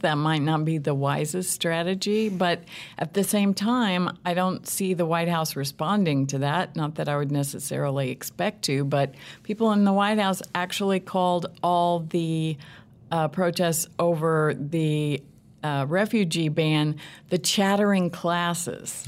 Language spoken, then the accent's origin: English; Southern Illinois, United States; now in Kansas City, United States; I'm from the Midwest originally, from a small town in Southern Illinois.